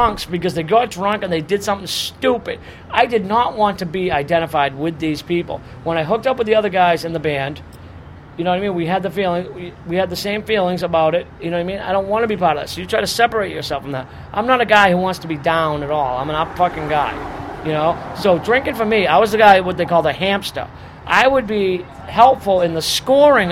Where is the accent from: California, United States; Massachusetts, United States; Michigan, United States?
Massachusetts, United States; Boston; I'm from Boston